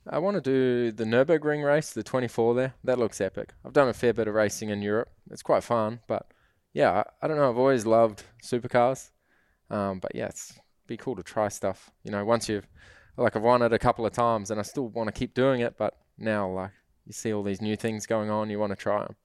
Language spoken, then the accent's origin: English; New Zealand